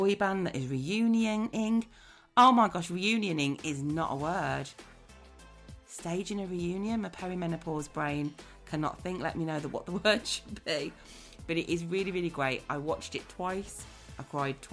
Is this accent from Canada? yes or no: no; Birmingham, West Midlands, United Kingdom; accent: Brummie; I'm the Brummie accent